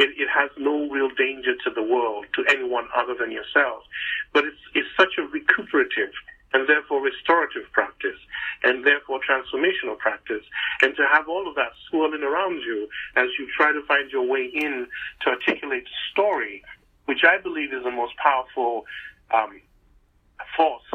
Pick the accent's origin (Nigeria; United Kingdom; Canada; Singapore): Nigeria; moved away; back home growing up in Nigeria